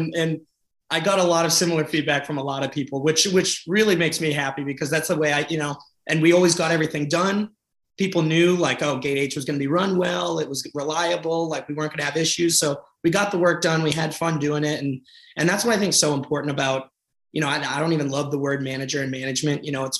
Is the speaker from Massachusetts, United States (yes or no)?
yes; outside of Boston, Massachusetts, United States; also born or lived in Chicago / St. Louis; Growing up outside of Boston, I'm in Massachusetts.